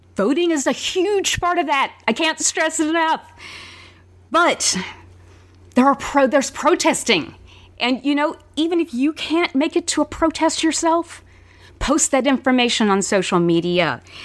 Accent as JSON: {"language": "English", "region": "Alabama", "country": "United States", "tie": "born or raised there", "said": "I grew up mostly in Alabama"}